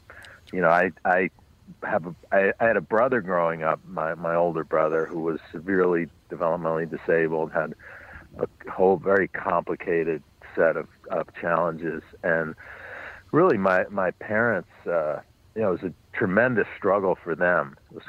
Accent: New York City, New York, United States; I grew up on the Upper West Side, but north of 96th Street, west 106th Street, which was we lived in a beautiful building, but it was a neighborhood that had been in decline.

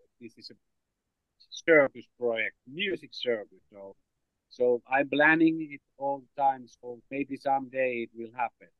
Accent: Finland; English is a second language

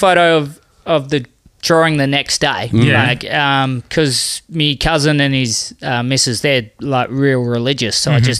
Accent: Exmouth, Western Australia, Australia; I'm from Exmouth.

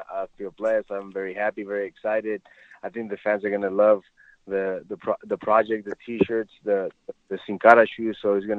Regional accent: Ciudad Juarez, Chihuahua, Mexico; also born or lived in El Paso; you know, as a little kid growing up in La Frontera in Ciudad Juarez, El Paso.

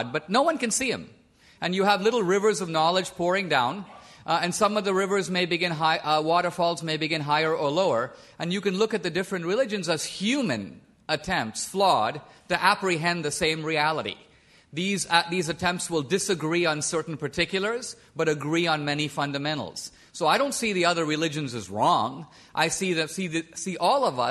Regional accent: India; moved away; I was born and raised in India

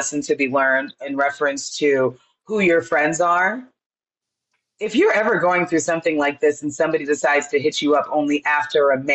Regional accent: Florida, United States; I'm from Florida, right? Born and raised

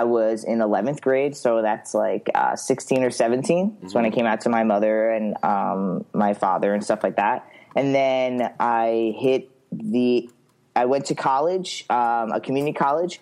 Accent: Long Island, New York, United States; moved away as an adult; also born or lived in Florida; now in Oregon, United States; I was born and raised Long Island, New York, till I was 23

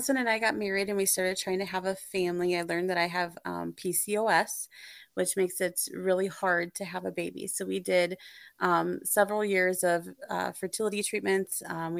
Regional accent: Minnesota, United States; I grew up in Minnesota, central Minnesota. We kind of moved around a lot.

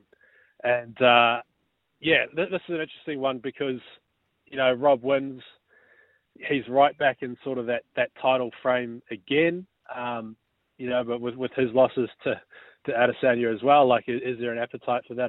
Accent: New Zealand; now in Australia; I'm from New Zealand

